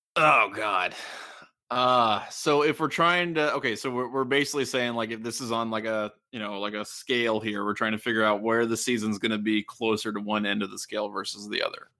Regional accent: Southwestern Ohio, United States; as a child, I was frequently, you know, as an Ohio State fan, I was the target of derision of people who had become, uh, Michigan fans in Southwestern Ohio

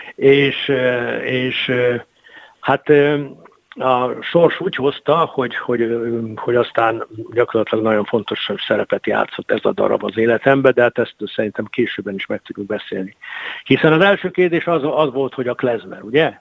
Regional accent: Mukachevo, Zakarpattia Oblast, Ukraine; moved away as an adult; now in Hungary; én munkácshoz születtem ezerkilencszáznegyvenhatban

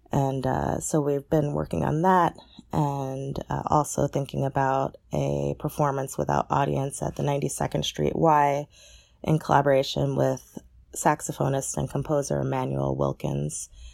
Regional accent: New York City, New York, United States; being a New Yorker and attending Dance Theater of Harlem and the L A School

